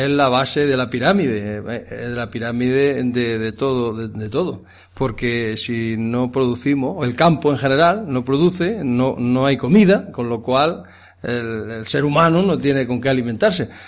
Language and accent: Spanish; Villacarrillo, Andalusia, Spain; born there; nací en Villacarrillo, pero me llevaron casi desde aquí, desde el Cortijo.